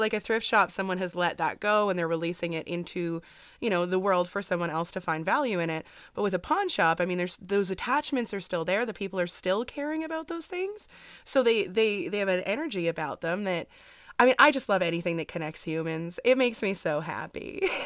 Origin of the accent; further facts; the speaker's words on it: Canada; I'm Canadian